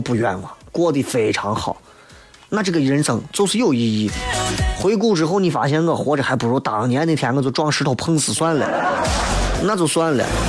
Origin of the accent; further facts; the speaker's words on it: Xi'an, Shaanxi, China; 他拉起了西安本土的搞笑，让我们西安人出去宣扬我们本土文化的时候有啥可说？